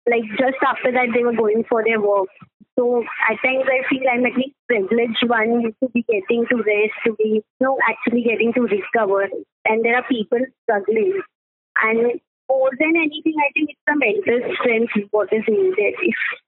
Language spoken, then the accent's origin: English; Mumbai, Maharashtra, India; I'm from Mumbai and particularly Mulund